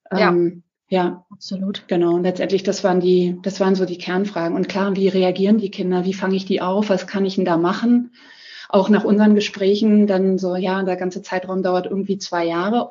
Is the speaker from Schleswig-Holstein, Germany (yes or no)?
no; Berlin, Germany; also born or lived in Ammersee, Bavaria; now in Ammersee near Munich, Germany; ich komme ursprünglich aus Berlin, wohne in der Nähe von München